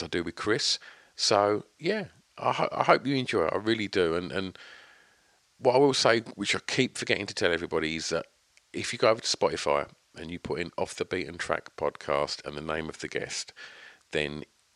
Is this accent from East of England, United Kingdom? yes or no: yes; Essex, East of England, United Kingdom; born or raised there